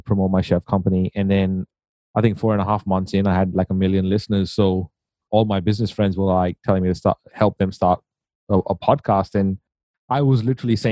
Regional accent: India; moved away; I grew up in India

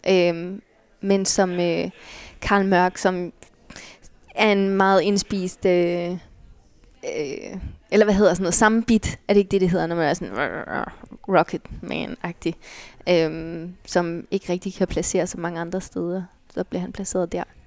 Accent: Allerød, Capital Region of Denmark, Denmark; moved away; bor i Allerød, hvor jeg er fra

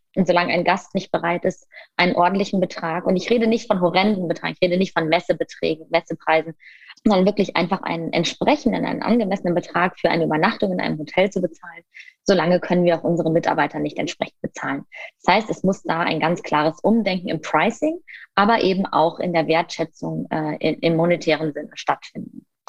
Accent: Düsseldorf, North Rhine-Westphalia, Germany; ich komme aus Düsseldorf

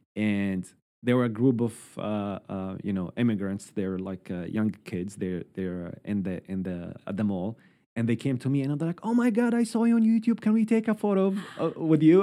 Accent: Syria; moved away as an adult; now in Halifax, Canada; I am from Syria

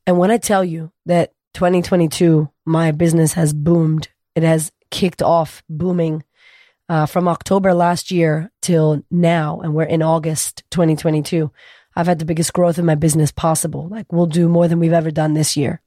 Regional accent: Boston, Massachusetts, United States; moved away as an adult; now in Australia; I'm from America, originally from Boston. We grew up very poor

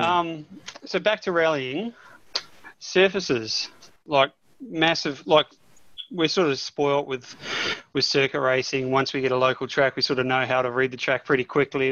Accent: New Zealand; I'm a Kiwi

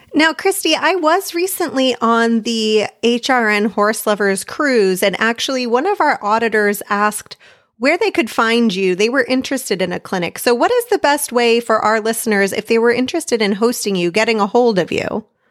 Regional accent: United States; myself obviously being an American writer with most of my experience competing here in America

